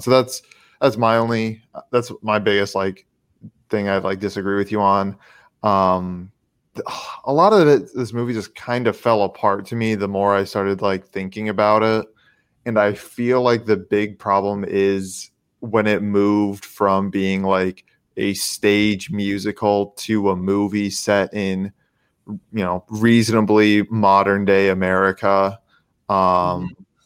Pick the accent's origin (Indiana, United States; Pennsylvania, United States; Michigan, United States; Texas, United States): Indiana, United States; I ride from my home state here